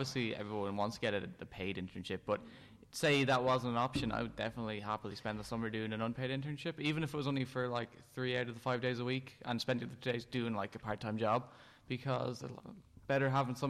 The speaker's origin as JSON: {"language": "English", "town": "Wexford", "region": "Leinster", "country": "Ireland", "tie": "born or raised there", "said": "I'm from Wexford, or that's where I went to school at least."}